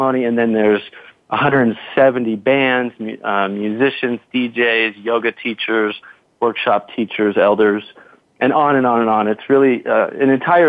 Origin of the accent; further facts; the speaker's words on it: United States; I was born in America, in North America